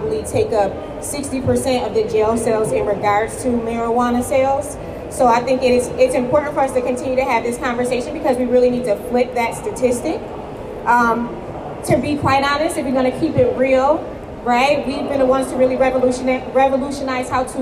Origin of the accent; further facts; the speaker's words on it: New York, United States; I'm from New York State